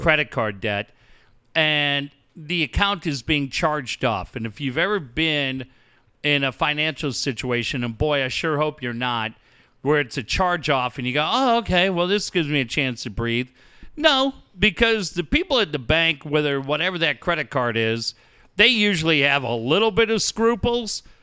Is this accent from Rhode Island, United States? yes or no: no; Cardiff, California, United States; I grew up in Cardiff in the mid-eighties.